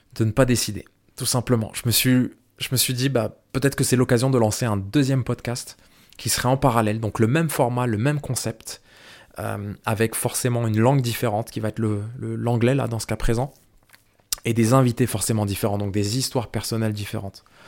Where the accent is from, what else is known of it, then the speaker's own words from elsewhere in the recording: France; moved away as an adult; also born or lived in Ireland; je suis né en France, je suis franco-algérien